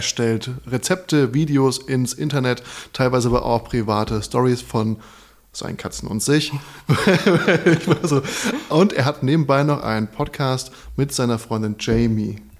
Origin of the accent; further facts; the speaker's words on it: Darmstadt, Hesse, Germany; now in Berlin, Germany; ich zu Hause, wo ich herkomme, 30 Minuten wohin fahre, dann bin ich quasi von Darmstadt nach Frankfurt, von Darmstadt nach Heidelberg